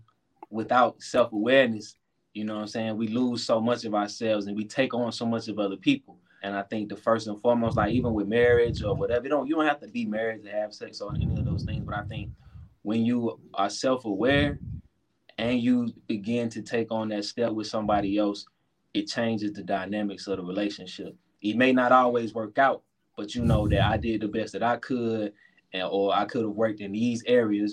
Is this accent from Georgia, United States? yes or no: yes; Atlanta, Georgia, United States; where I'm from, man. West End, Zone 4, Zone 1.